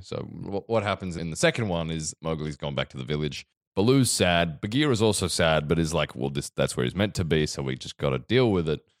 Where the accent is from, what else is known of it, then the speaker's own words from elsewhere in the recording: Victoria, Australia; I grew up in Victoria